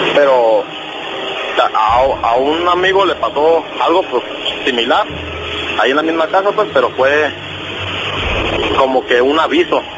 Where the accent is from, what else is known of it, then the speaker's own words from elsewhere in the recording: Michoacán, Mexico; now in Tijuana, Mexico; yo soy originalmente de Michoacán.